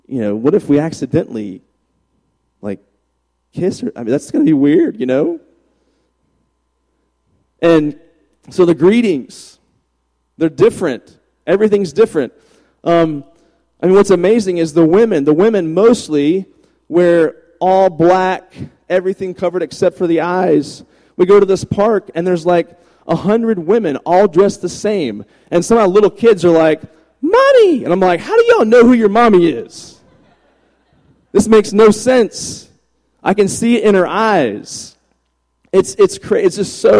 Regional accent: Virginia, United States; moved away as an adult; now in Texas, United States; I moved from Virginia, where I'm from, to Texas

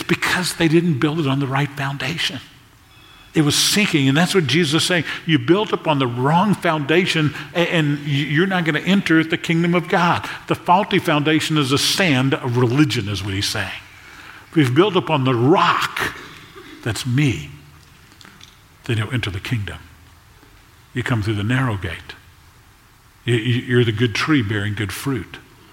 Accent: South Louisiana, United States; I grew up in South Louisiana

